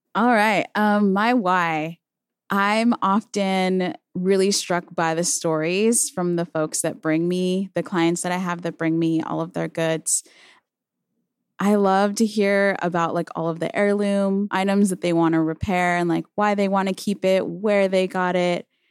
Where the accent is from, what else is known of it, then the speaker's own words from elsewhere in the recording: Chino, California, United States; also born or lived in Pomona, California; I was born and raised in Chino, California, but I often say Pomona 'cause I feel like that's the city that raised me up.